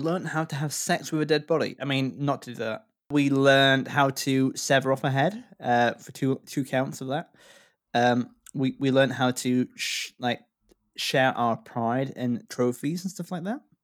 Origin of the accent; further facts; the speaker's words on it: Yorkshire and the Humber, United Kingdom; I grew up in North Yorkshire